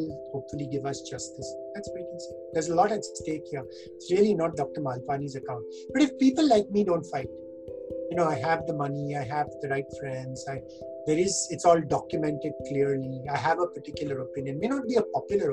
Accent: India; us as Indian citizens

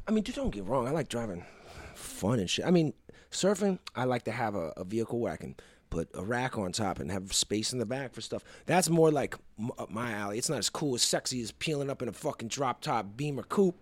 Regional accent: East Coast, United States; Growing up in the East Coast, you know, I was riding the subway most of my life.

